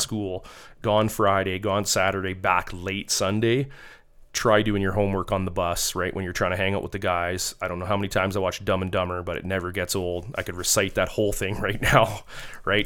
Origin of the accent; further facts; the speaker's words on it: Calgary, Alberta, Canada; I'm from Calgary